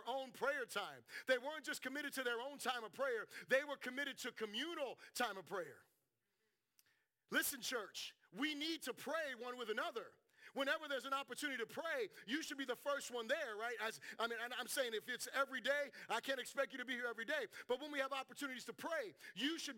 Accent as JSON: {"language": "English", "region": "South Florida", "country": "United States", "said": "I'm from South Florida."}